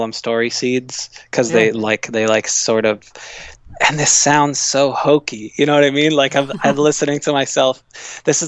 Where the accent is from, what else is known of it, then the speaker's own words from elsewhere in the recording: Midwest, United States; moved away; I'm from the Midwest, and I love the Midwest